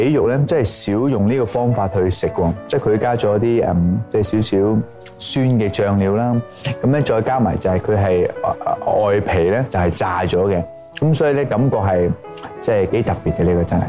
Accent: Hong Kong; 但係憑住我哋香港人嘅創意，月餅已經唔單止淨係月餅咁簡單啦。

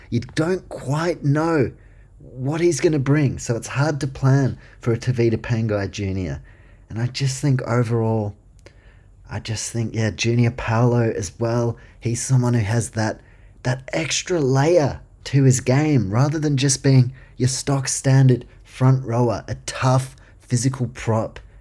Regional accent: Queensland, Australia; I'm a Queenslander

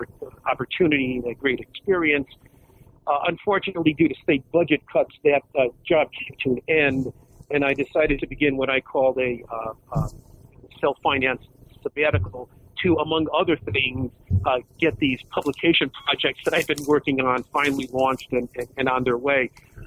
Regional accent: Connecticut, United States; now in Rochester, United States; I'm originally from Connecticut, but I now live in Rochester, New York.

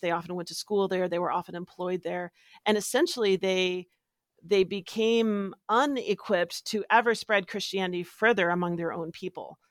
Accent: Washington, United States; moved away; I'm from Washington State.

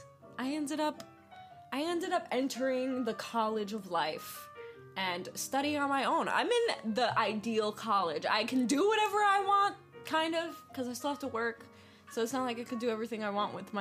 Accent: East Coast, United States; moved away; also born or lived in New York / Pennsylvania; I'm originally from the East Coast, so I've lived in New York, I lived in Pennsylvania

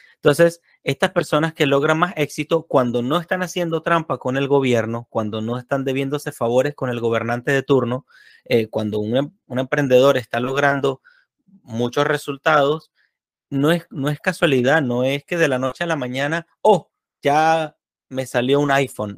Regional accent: Venezuela; moved away; aquellos que venimos de Venezuela

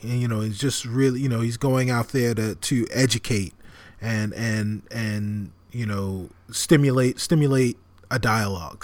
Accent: New York City, New York, United States; moved away as an adult; now in Chicago, United States; my hometown of, of New York City

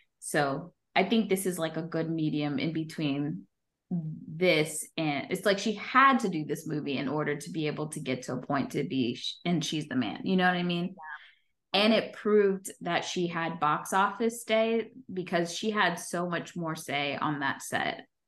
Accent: New York, United States; as a New Yorker

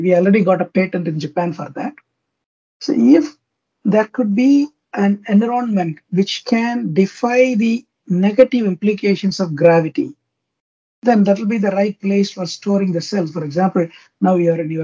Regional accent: India; I'm from India, India

